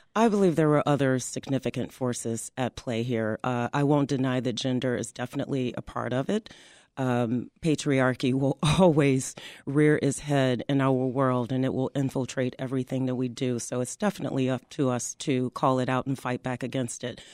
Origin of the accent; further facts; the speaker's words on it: Chicago, Illinois, United States; growing up on the South Side, I lived across the street from the Robert Taylor homes